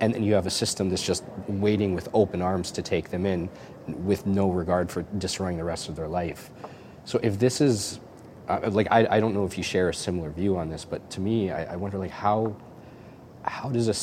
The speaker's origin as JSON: {"language": "English", "country": "Canada", "said": "being Canadian"}